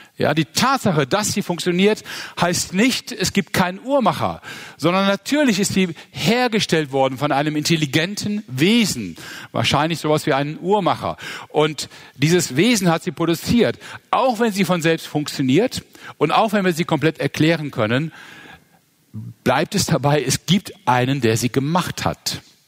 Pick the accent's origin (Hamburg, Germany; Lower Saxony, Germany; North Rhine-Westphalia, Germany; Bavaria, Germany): North Rhine-Westphalia, Germany; Mönchengladbach; Ich bin in Mönchengladbach geboren und aufgewachsen